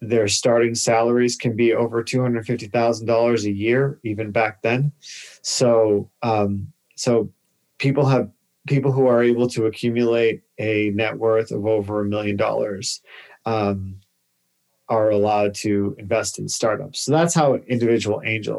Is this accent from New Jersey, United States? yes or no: no; Boston, Massachusetts, United States; moved away; I grew up in Massachusetts. I'm from Boston, Massachusetts